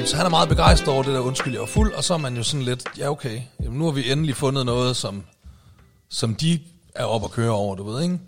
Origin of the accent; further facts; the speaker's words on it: Aalborg, North Denmark Region, Denmark; moved away as an adult; den gamle nordjyde her